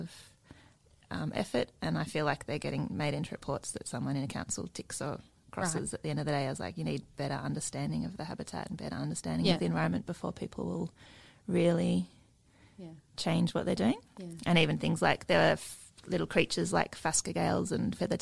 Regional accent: Canberra, Australian Capital Territory, Australia; I grew up in Canberra, so we'd go on little bushwalks.

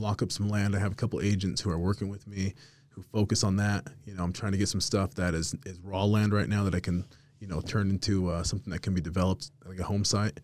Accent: Salt Lake City, Utah, United States; also born or lived in Las Vegas, Nevada; grew up in the city, grew up over here in the city, lived downtown for about ten years.

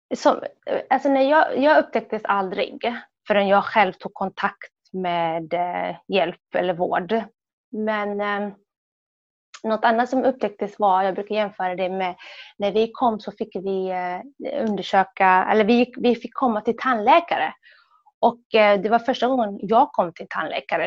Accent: Sweden; also born or lived in Somalia; som barn i Sverige

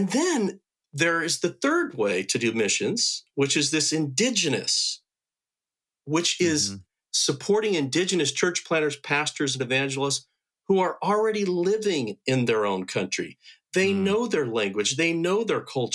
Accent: United States; I'm an American missionary

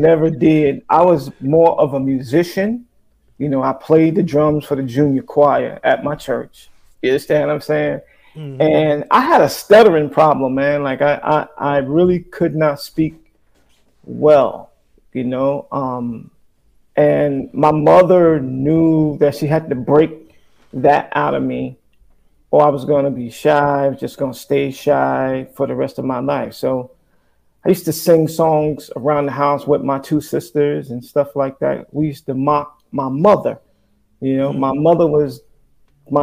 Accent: Paterson, New Jersey, United States; Growing up in Paterson, New Jersey

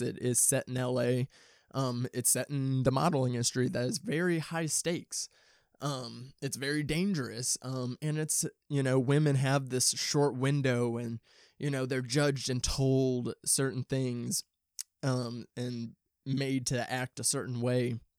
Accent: St. Louis, Missouri, United States; moved away as an adult; now in Los Angeles, United States; I'm from the Midwest. I'm not from L A originally. I'm from Saint Louis, Saint Louis, Missouri. And I moved out here two years ago

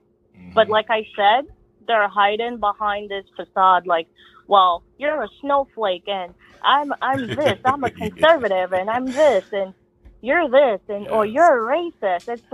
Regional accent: New York City, New York, United States; moved away; I grew up in Brooklyn, New York

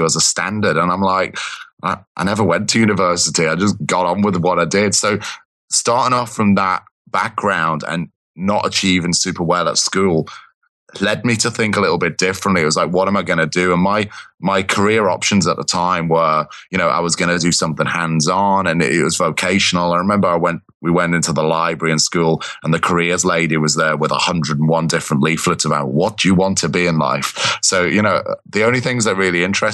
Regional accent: Liverpool, North West England, United Kingdom; moved away as an adult; now in London, United Kingdom; I grew up in Liverpool, kind of that. So born and bred, kind of.

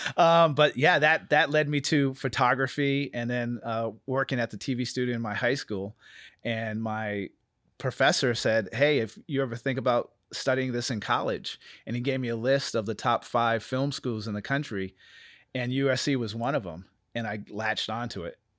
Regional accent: New Bedford, Massachusetts, United States; moved away; I'm from Massachusetts, New Bedford, Massachusetts. I grew up in a small Cape Verdean community

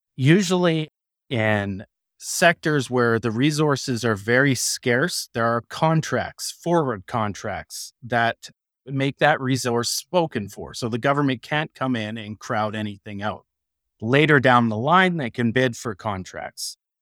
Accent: Canada; I'm a Canadian

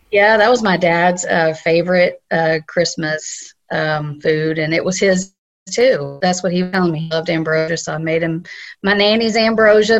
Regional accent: South Carolina, United States; moved away; I'm from South Carolina

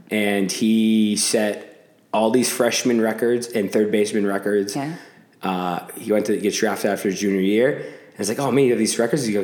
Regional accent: Spokane, Washington, United States; moved away; also born or lived in San Diego, California; I grew up in Spokane, Washington.

